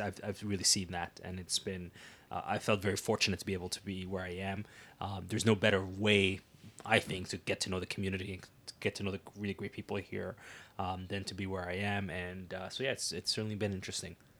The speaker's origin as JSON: {"language": "English", "town": "Ottawa", "region": "Ontario", "country": "Canada", "tie": "born or raised there", "moved": "as an adult", "lives_now": "Waterloo Region, Canada", "said": "Ottawa's my hometown"}